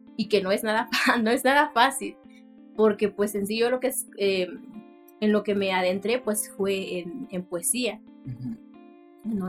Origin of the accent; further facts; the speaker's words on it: Tlaxiaco, Oaxaca, Mexico; first language Mixtec; Spanish is a second language; moved away as an adult; now in Sinaloa, Mexico; soy de Santa María soy Ua, eh, Tlajiaco.